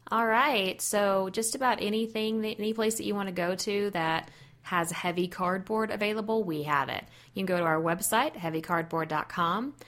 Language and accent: English; Texas, United States; I am from Texas, and that accent will come out occasionally